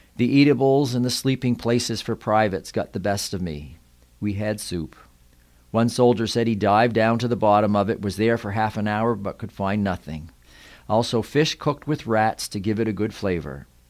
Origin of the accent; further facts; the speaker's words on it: Yarmouth, Nova Scotia, Canada; I grew up on the Wyman Road just outside of town